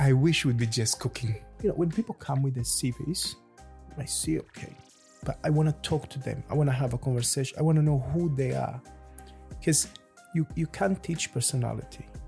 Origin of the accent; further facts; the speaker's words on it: Lisbon, Portugal; also born or lived in Luanda, Angola / London, United Kingdom; now in Jersey; I'm from Luanda in Angola, which is by the beach. So I grew up in Lisbon